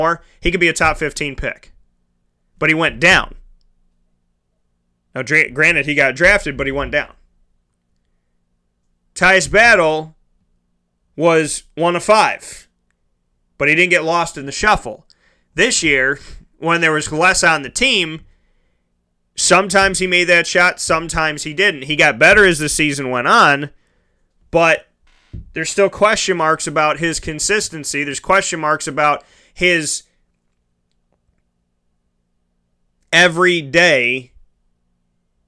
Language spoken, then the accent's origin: English; Syracuse, New York, United States; I was born and raised in Syracuse